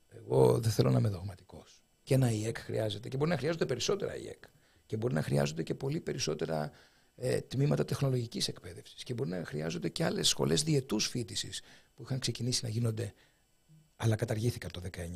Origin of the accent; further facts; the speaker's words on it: Kefalonia, Ionian Islands, Greece; moved away; Στο Πανεπιστήμιο Ιωνίου, στην Κεφαλονιά, στην ιδιαίτερη πατρίδα μου